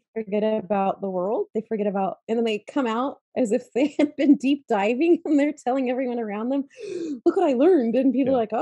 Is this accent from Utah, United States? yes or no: yes; Utah, United States; I grew up in the Rockies areas in Utah